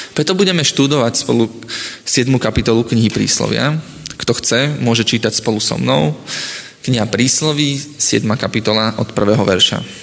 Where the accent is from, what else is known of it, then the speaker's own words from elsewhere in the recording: Piešťany, Trnava Region, Slovakia; Keď som sa ako mladý začal stretávať s adventistami, tak sme vytvorili spoločnú skupinku u nás v Piešanoch